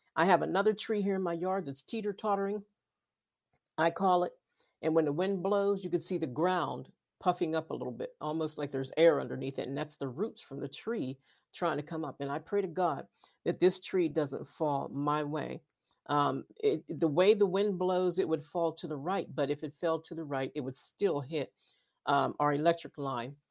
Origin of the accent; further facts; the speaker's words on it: Western Pennsylvania, United States; I'm from Western Pennsylvania